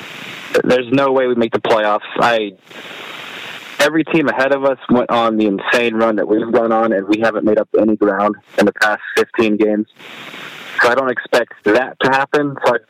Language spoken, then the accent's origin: English; Fresno, California, United States; I'm from Fresno